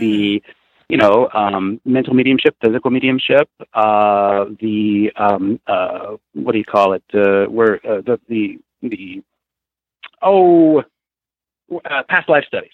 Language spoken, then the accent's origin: English; Peoria, Illinois, United States; also born or lived in Vermont / Pennsylvania / Chicago; I grew up in Peoria. Um, I lived there for uh, probably eight was eighteen years, and then I moved out.